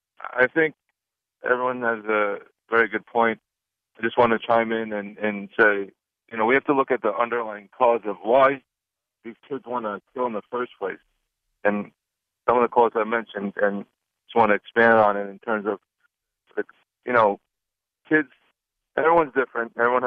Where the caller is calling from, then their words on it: Lloyd Harbor, New York, United States; Lloyd Harbor in New York.